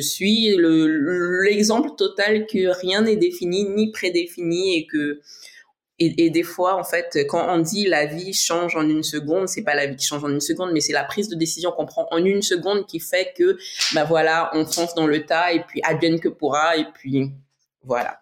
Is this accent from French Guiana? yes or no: yes; French Guiana; je suis née en Guyane, père martiniquais, mère brésilienne.